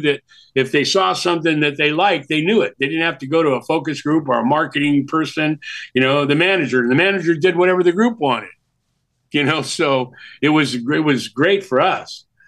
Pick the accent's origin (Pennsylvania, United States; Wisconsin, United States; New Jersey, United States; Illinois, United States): Wisconsin, United States; Milwaukee; born there; I was born in Milwaukee